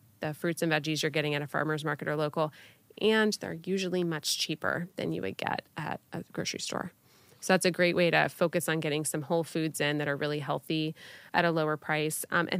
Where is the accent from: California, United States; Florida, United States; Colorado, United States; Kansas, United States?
Florida, United States; I'm born and raised in Florida